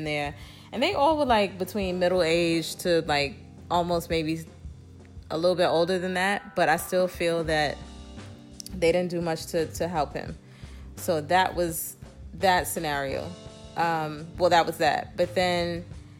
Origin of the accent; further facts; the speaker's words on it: New York City, New York, United States; We are both from New York, but I reside in a different, I'm in Brooklyn, New York